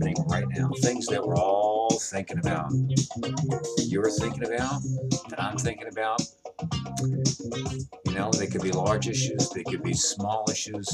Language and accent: English; New York City, New York, United States; I come from Brooklyn, New York